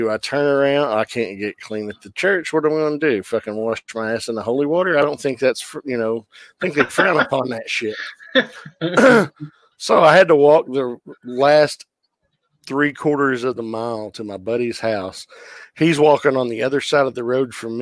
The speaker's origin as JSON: {"language": "English", "region": "the Bible Belt", "country": "United States", "tie": "born or raised there", "said": "I grew up in the Bible Belt."}